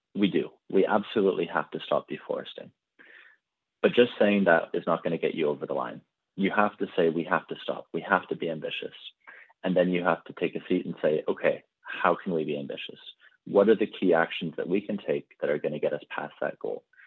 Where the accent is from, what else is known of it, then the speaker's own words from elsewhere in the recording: Canada; I personally, I'm from Canada.